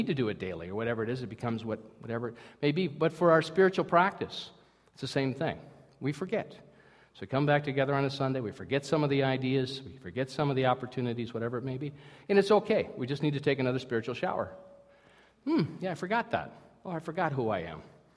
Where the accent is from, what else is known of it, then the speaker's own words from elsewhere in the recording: Minnesota, United States; I'm from Minnesota